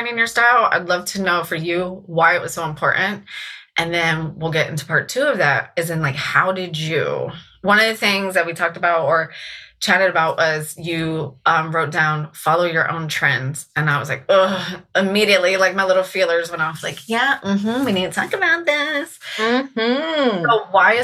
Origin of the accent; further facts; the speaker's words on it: Virginia Beach, Virginia, United States; also born or lived in Richmond, Virginia / Williamsburg, Virginia; I grew up in Virginia Beach